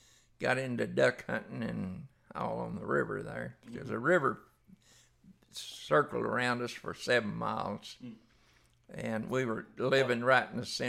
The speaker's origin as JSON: {"language": "English", "town": "Fort Worth", "region": "Texas", "country": "United States", "tie": "born or raised there", "also_born_or_lived": "Haslet", "said": "Okay, I was born down in Fort Worth. We lived out at Hashlett, out north of Fort Worth. and that was in 1939."}